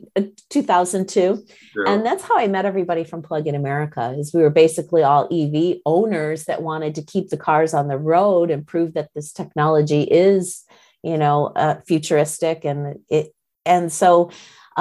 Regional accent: a suburb of Detroit, Michigan, United States; moved away; I'm from Michigan originally. So I grew up in a suburb of Detroit

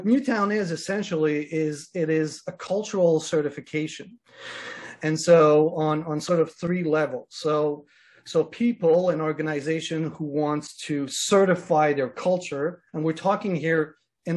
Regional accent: Canada; I'm Canadian, and I'm in Toronto right now. I live in Canada

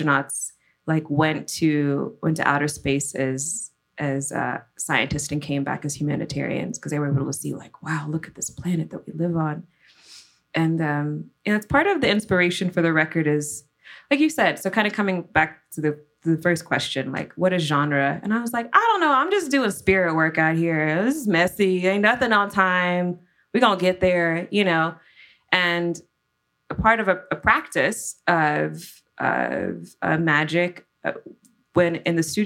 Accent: Louisiana, United States; I'm from Louisiana, but really we're more Spanish than French

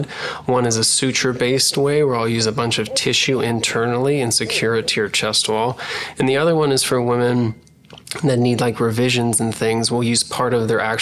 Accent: Pennsylvania, United States; moved away as an adult; also born or lived in Philadelphia, Pennsylvania; now in California, United States; I grew up in Pennsylvania

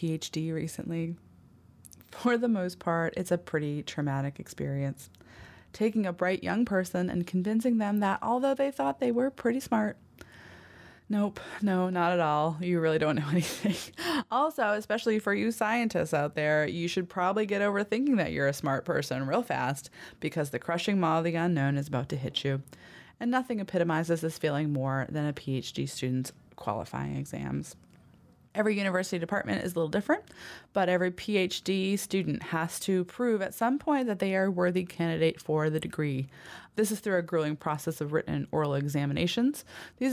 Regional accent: New Hampshire, United States; moved away; I'm originally from New Hampshire. I grew up here, but it's been about 20 years since I left

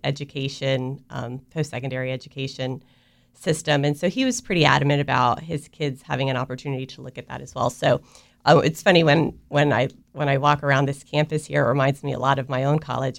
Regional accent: Avon Park, Florida, United States; also born or lived in South America; I was raised in Florida for, for the most part. So I, you know, I graduated from high school in South Florida, but I spent most of my life in a very, very small town, Central Florida, uh, Avon Park

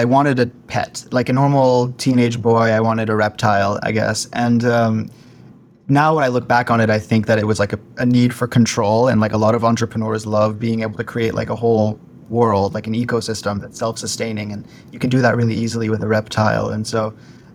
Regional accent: Palo Alto, California, United States; I grew up in the Bay Area, which is San Francisco, south of San Francisco, Silicon Valley, Palo Alto.

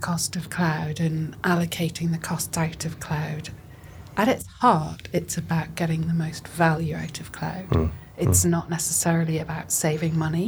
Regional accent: Scotland, United Kingdom; I come from Scotland.

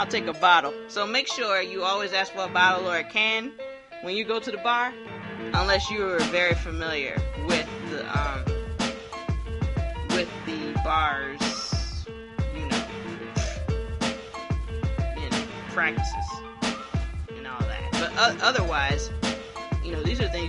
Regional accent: Hilton Head, South Carolina, United States; now in Columbia, United States; I'm from Hilton Head, South Carolina

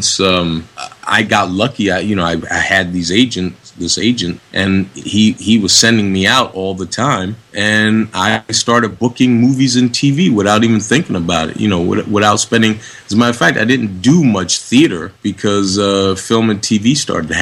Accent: Boston, Massachusetts, United States; moved away; also born or lived in Harlem, New York / Los Angeles; I'm from the ghetto. I grew up in Roxbury in Boston, Massachusetts, and then moved to Harlem, New York

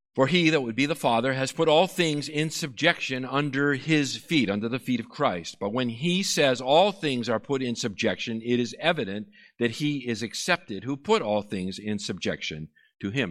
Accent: Massachusetts, United States; I am from Massachusetts

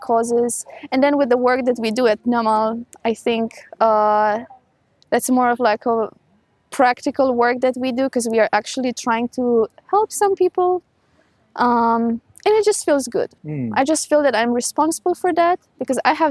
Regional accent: Romania; moved away as an adult; also born or lived in United Arab Emirates; So I'm originally from Romania. I lived there for 19 years and then I moved to the UAE.

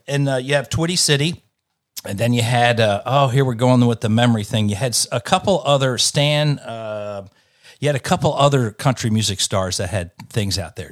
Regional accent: Delaware, United States; moved away as an adult; now in Nashville, United States; I came from Delaware, which was about, you know, twenty minutes, uh, from, from Philadelphia. So I grew up on Philadelphia radio

